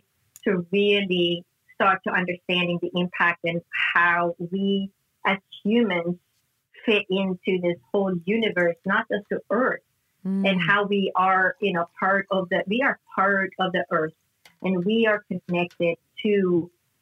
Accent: Sweden; moved away; I grew up in Northern Europe in Sweden

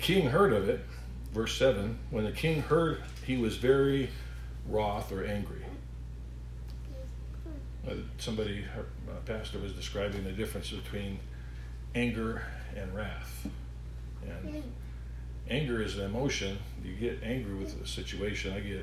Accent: Alaska, United States; so I grew up in Alaska

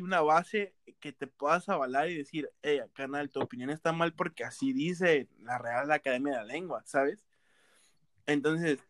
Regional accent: Veracruz, Mexico; yo soy de costa, o sea, yo soy costeño, soy de, Veracruz

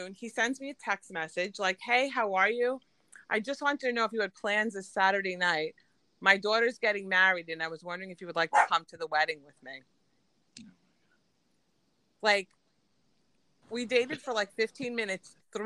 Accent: Long Island, New York, United States; accent: Long Island; I'm definitely Long Island

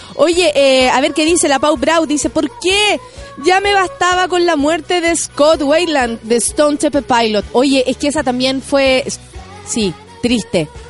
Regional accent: Chile; soy chilena, no soy chilenita

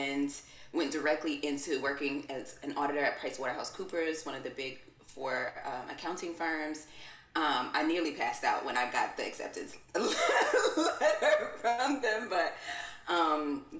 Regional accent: New York City, New York, United States; also born or lived in Brooklyn / Albany, New York; I'm from Queens and I was living in Brooklyn

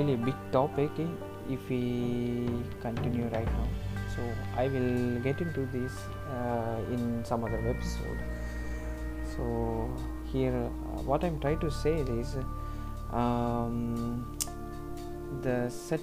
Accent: India; I'm born and brought up in Indian society

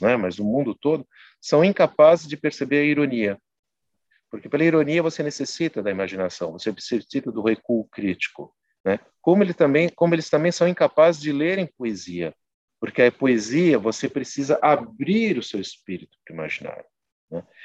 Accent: São Bernardo do Campo, São Paulo, Brazil; eu não nasci em São Bernardo, eu fui criado em São Bernardo, sul de São Paulo, ali da zona sul de São Paulo, da região do Jabaquara, São Judas

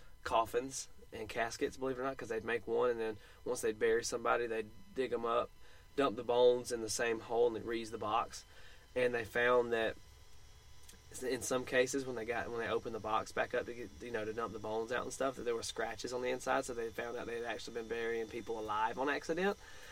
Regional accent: Colorado, United States; We're from Colorado. That's weird.

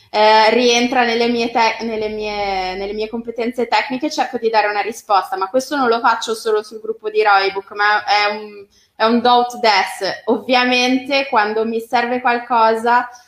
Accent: Genoa, Liguria, Italy; cioè io faccio pagare a rate, così so, so di cosa, so di che morte, poi essendo genovese sto molto

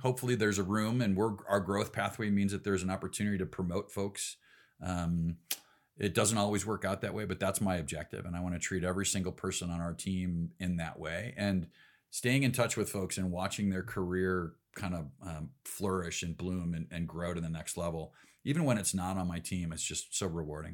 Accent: Elgin, Illinois, United States; now in Salt Lake City, United States; I grew up in Elgin, a big suburb out in the uh, kind of the last ditch of civilization between Chicago and Des Moines

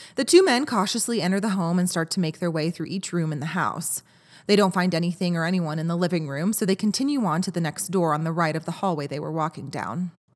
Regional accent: Dallas, Texas, United States; I am from Dallas

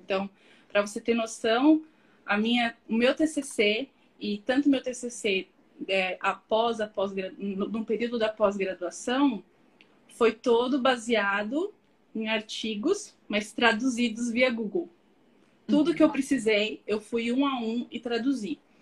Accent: São Paulo, Brazil; moved away as an adult; also born or lived in Australia; Nasci em São Paulo, sou de São Paulo capital.

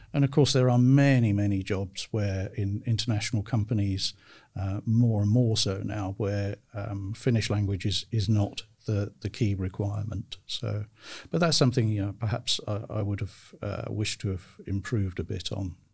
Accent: United Kingdom; moved away as an adult; now in Tampere, Finland; I'm from the United Kingdom.

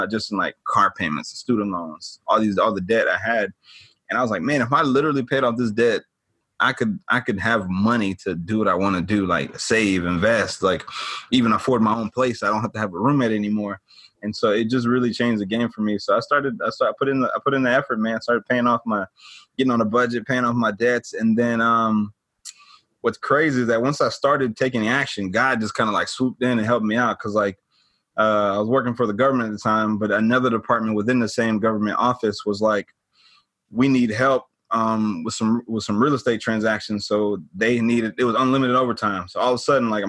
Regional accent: Atlanta, Georgia, United States; born and raised in Atlanta, born and raised in Atlanta, grew up in the suburbs, but Atlanta is home for me

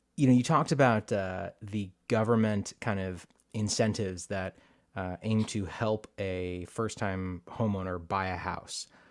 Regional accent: Northern California, United States; moved away as an adult; I grew up in Northern California

